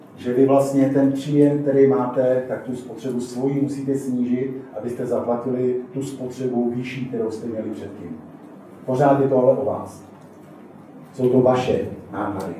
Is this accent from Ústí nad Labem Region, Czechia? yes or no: yes; Teplice District, Ústí nad Labem Region, Czechia; já jsem z Teplicka, teplicko homutovsko